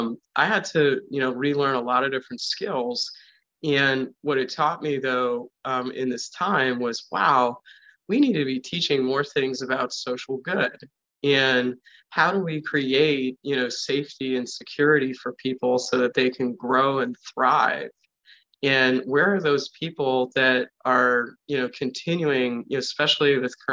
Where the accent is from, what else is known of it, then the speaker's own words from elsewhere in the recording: East Coast, United States; moved away; I come from the East Coast